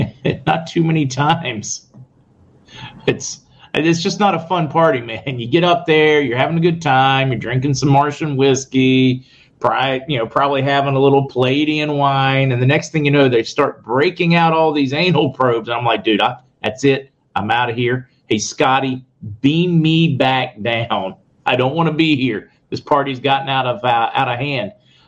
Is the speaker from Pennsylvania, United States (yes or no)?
yes; Indiana, Pennsylvania, United States; I'm from Western PA, Tammy. The charming little town of Indiana, Pennsylvania.